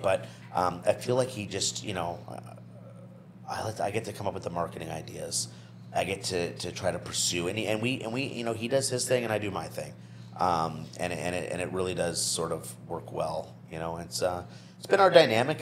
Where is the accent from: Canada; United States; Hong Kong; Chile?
Canada; New Brunswick; moved away; I'm from New Brunswick, so this is still kind of new